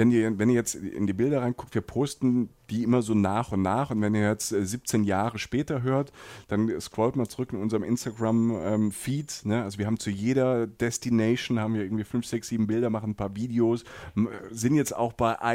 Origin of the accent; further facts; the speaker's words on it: Rhineland-Palatinate, Germany; Ich komme aus der Pfalz, da haben die Menschen das am Weinberg.